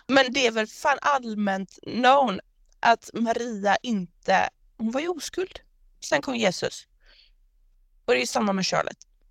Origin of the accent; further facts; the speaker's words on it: Gothenburg, Västra Götaland, Sweden; accent: göteborgska; jag pratar göteborgska